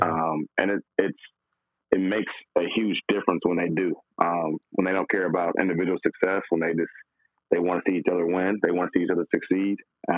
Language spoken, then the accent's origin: English; Flint, Michigan, United States; also born or lived in Texas; And my family is we're originally from Flint, Michigan.